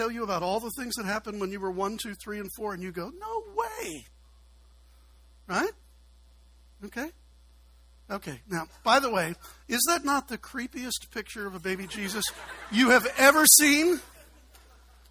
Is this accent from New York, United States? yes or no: no; Chicago, Illinois, United States; now in Kentucky, United States; I'm a city guy. I'm from Chicago